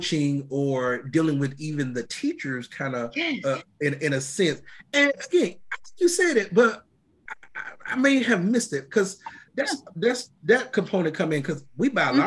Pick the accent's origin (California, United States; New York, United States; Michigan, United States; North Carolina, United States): New York, United States; moved away; I'm from New York